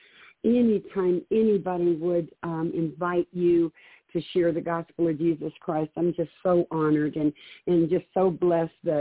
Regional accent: Detroit, Michigan, United States; now in Cheyenne, United States; I was born and raised in Detroit in a very abusive home with an alcoholic father, drug house.

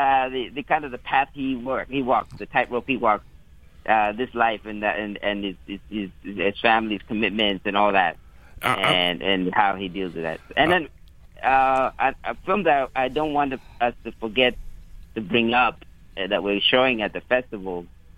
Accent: Malawi; A lot of Malawians as you know, I'm from Malawi, have given it good reviews.

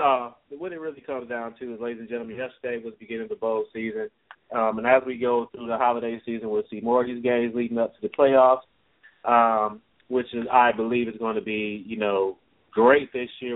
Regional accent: Chicago, Illinois, United States; I'm from Chicago

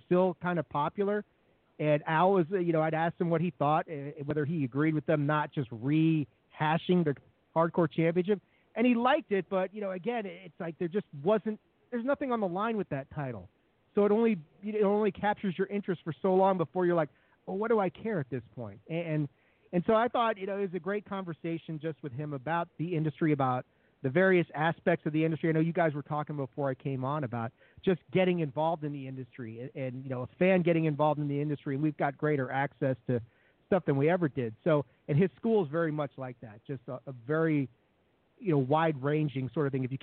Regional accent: Washington, District of Columbia, United States; I grew up in Washington D.C.

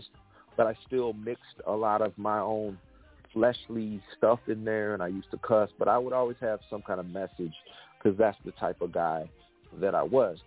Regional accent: West Coast, United States; moved away as an adult; now in Atlanta, United States; I'm from the West Coast originally. I've been living in Atlanta area for 13 years

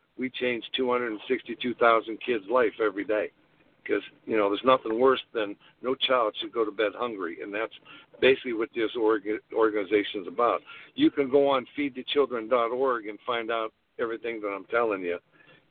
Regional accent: Newton Falls, Ohio, United States; now in Canfield, United States; my hometown, Newton Falls

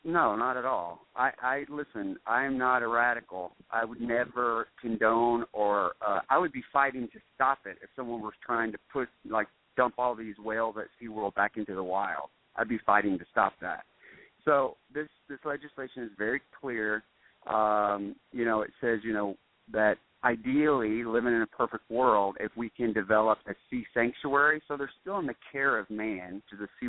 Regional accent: United States; I love being an American

